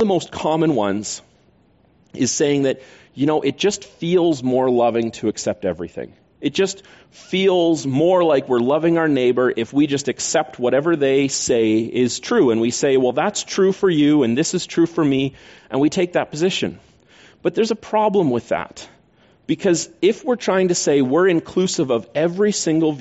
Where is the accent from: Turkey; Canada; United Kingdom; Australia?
Canada; We're Canadian